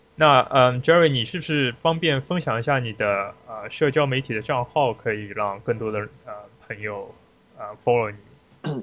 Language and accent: Chinese; China; moved away as an adult; now in United States; 作为华人，作为，呃，中国留留学生